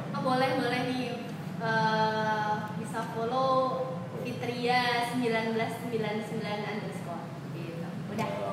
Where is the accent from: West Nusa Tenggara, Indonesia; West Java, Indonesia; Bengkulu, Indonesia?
West Nusa Tenggara, Indonesia; Sumbawa Besar; Aku aslinya Sumbawa Besar, Nusa Tenggara Barat.